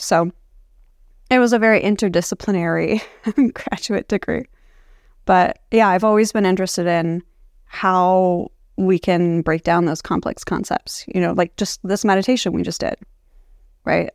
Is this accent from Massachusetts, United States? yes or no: no; Palo Alto, California, United States; growing up in Palo Alto